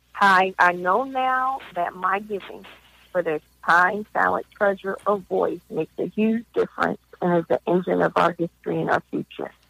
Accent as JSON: {"language": "English", "town": "Philadelphia", "region": "Pennsylvania", "country": "United States", "also_born_or_lived": "Minneapolis / Africa", "moved": "as an adult", "said": "I'm originally from Philadelphia"}